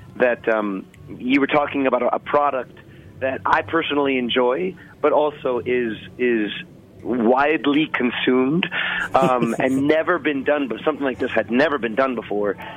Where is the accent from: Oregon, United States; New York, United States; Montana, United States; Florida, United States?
New York, United States; New York City; I'm born and raised in Brooklyn, here in New York